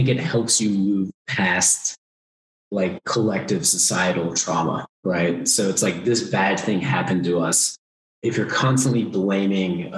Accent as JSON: {"language": "English", "country": "United States", "also_born_or_lived": "Asia"}